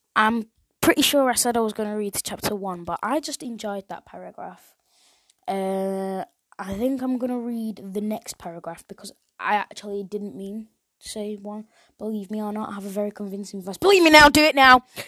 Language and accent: English; England, United Kingdom; I'm from England